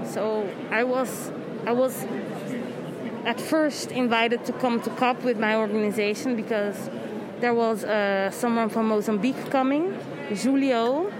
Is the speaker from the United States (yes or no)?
no; Netherlands; I'm from the Netherlands, but I'm Brazilian.